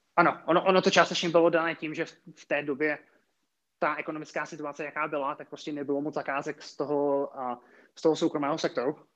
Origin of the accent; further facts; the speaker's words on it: České Budějovice, South Bohemian Region, Czechia; moved away as an adult; also born or lived in Prague; já jsem původem z Českých Budějovic